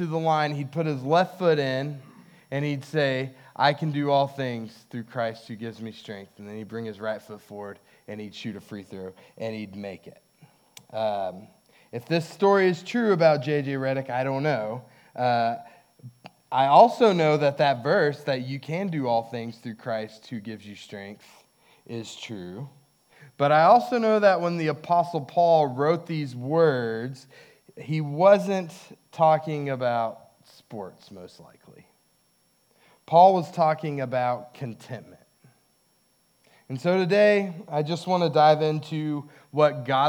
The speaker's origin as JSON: {"language": "English", "town": "Hobbs", "region": "New Mexico", "country": "United States", "tie": "born or raised there", "said": "When I was in my teens, I watched a lot of college basketball because there was not a lot else going on in Hobbs"}